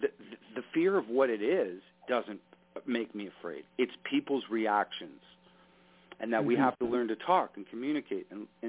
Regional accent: Canada; As a Canadian, look, I've got relatives, mm-hmm. people I work with in the United States.

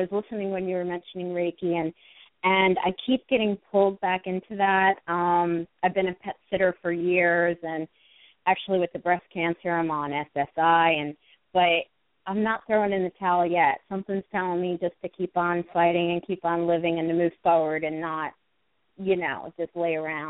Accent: New Jersey, United States; born or raised there

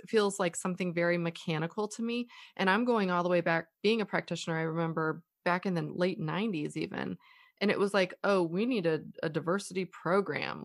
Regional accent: United States; we're American.

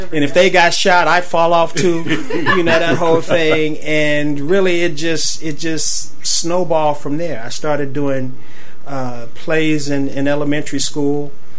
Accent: Dallas, Texas, United States; when I was a kid growing up in Texas

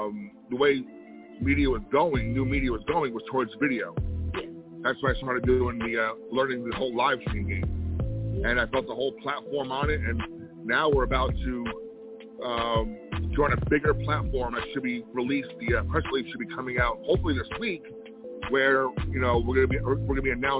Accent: Elmwood Park, New Jersey, United States; Right now, I'm in Elmwood Park, New Jersey. We're about 15, 20 minutes outside of New York City

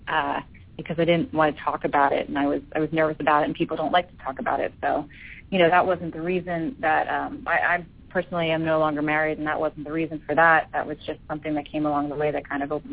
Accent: Philadelphia, Pennsylvania, United States; moved away as an adult; now in Los Angeles, United States; It's always nice to be in my hometown

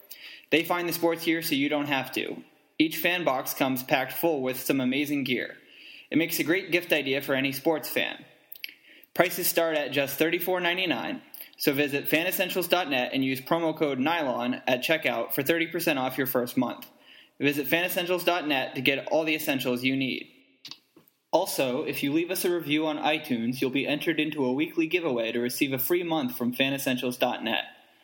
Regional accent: New England, United States; also born or lived in Alabama; So I grew up in New England for the vast majority of my childhood, up through high school. But there was a 2-year stretch when I was, a kid that I moved to the South, to Alabama.

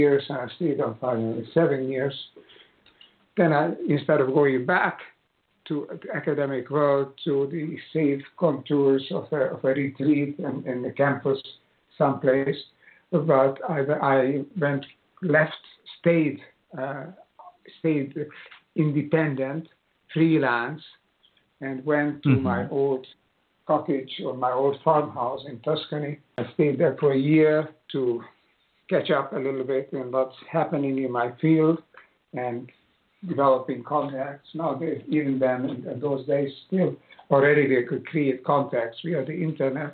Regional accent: Budapest, Hungary; moved away; also born or lived in United States; as a child concert pianist, a child prodigy, in the city of Budapest, where I was born in Hungary.

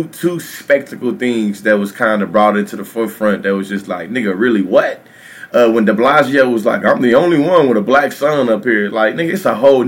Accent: Texas, United States; the capital of Texas, the great state, my home state

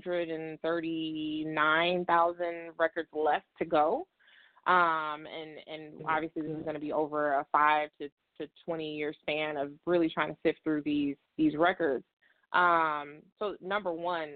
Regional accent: South Holland, Illinois, United States; I live out in the South suburbs. I'm from South Holland

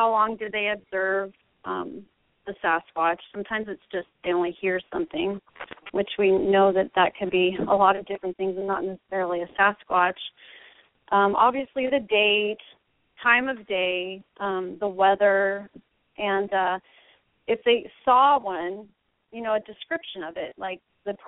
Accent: Oregon, United States; I'm actually from Oregon.

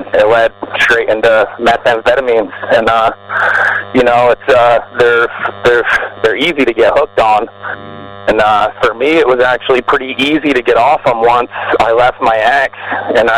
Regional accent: Vermont, United States; moved away as an adult; now in Florida, United States; I'm from Vermont, and I grew up there

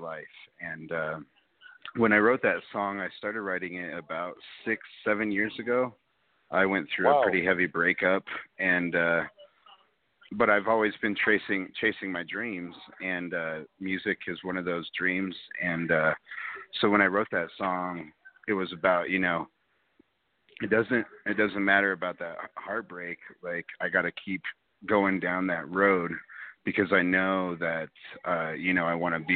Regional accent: Denver, Colorado, United States; I'm from Denver, Colorado

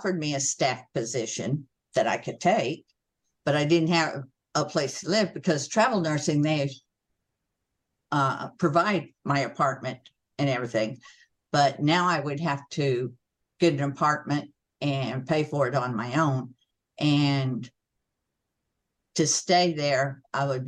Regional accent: Oklahoma, United States; moved away as an adult; also born or lived in Illinois; I had an assignment in Illinois, woo, because I was from Oklahoma

